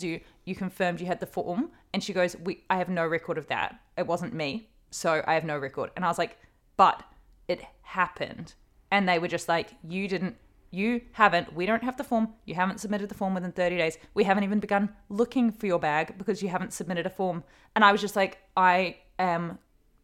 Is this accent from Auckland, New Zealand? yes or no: no; Hawke's Bay, New Zealand; moved away; Hawke's Bay, which is my hometown